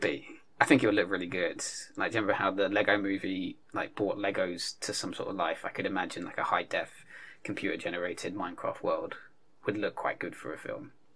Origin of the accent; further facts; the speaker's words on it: United Kingdom; we're British